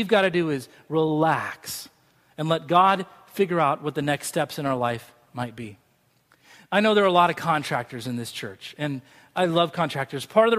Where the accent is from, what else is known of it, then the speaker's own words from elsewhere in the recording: Scotland, United Kingdom; That's just the way I'm wired. Maybe it's because I'm Scottish.